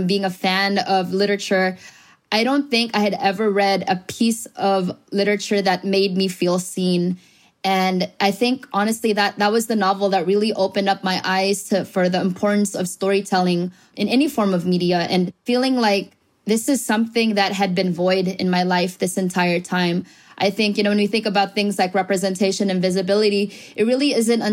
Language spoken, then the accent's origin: English; Bay Area, California, United States; also born or lived in Philippines / Hayward / San Lorenzo; I grew up over here